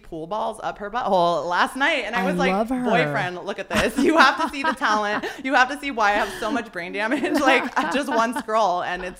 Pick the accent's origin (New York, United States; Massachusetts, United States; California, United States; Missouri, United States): California, United States; San Diego; I'm born and raised in San Diego. Everyone thinks I live in LA.